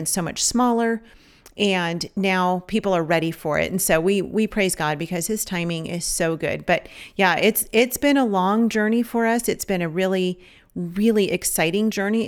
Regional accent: Los Angeles County, California, United States; moved away; also born or lived in Savannah; we're from California. We're from Los Angeles County

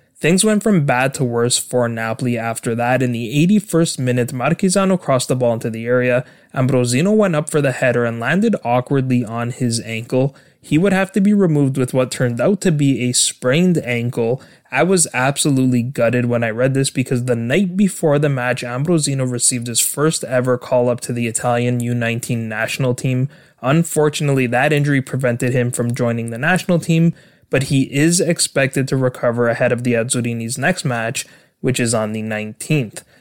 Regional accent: Canada; my home country of Canada

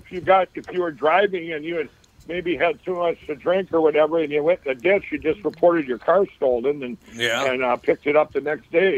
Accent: Chaska, Minnesota, United States; I grew up in Chaska

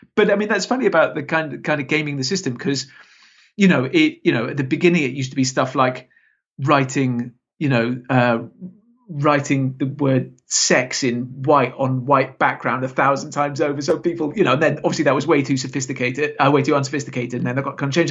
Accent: Salisbury, South West England, United Kingdom; moved away; it's actually my, my hometown

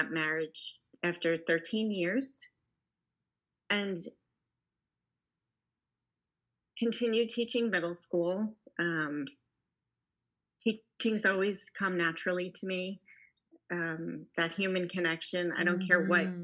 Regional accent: Long Island, New York, United States; now in Houston, United States; I grew up in New York on Long Island

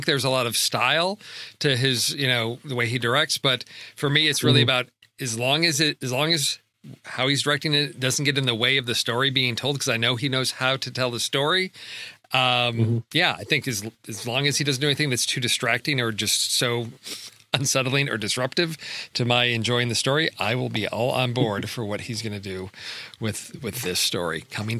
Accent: Chicago, Illinois, United States; growing up in Chicago in the 80s

